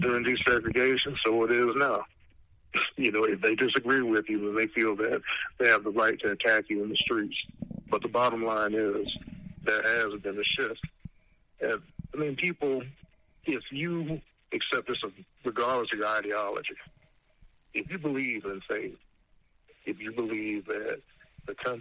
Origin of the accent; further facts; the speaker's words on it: Savannah, Georgia, United States; growing up in Savannah